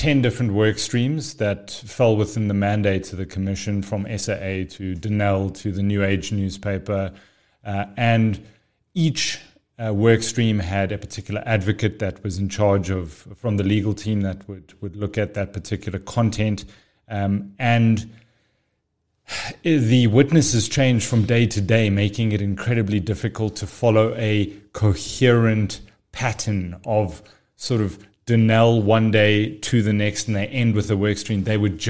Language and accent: English; Pretoria, Gauteng, South Africa; born there; now in Johannesburg, South Africa; Born in Pretoria, lived most of my life overseas, got back to the country in 1998, went to university in Pretoria, and then made my way over to Joburg since about 2010 onwards.